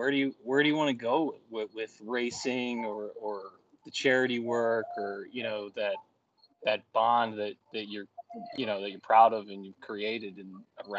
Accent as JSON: {"language": "English", "region": "East Coast", "country": "United States", "said": "I'm from the East Coast. I have thick skin"}